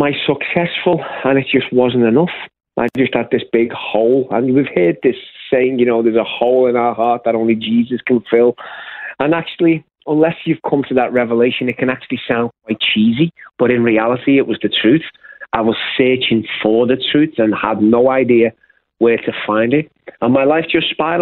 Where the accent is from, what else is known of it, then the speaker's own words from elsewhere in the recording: Liverpool, North West England, United Kingdom; moved away as an adult; I was born and raised in the UK, in the city of Liverpool